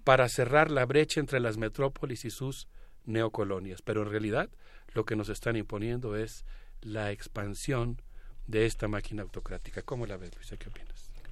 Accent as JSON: {"language": "Spanish", "country": "Mexico", "said": "como mexicano"}